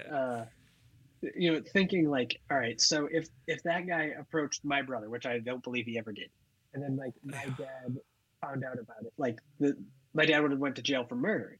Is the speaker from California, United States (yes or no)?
no; Hanson, Massachusetts, United States; moved away as an adult; also born or lived in San Francisco; now in Los Angeles, United States; growing up in Hanson